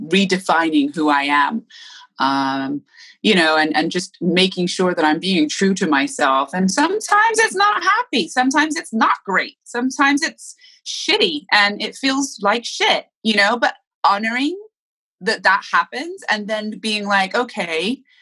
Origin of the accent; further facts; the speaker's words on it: Bath, South West England, United Kingdom; moved away; also born or lived in Miami; I grew up mostly in Bath, England, but I did come to Miami for 3 years of my childhood.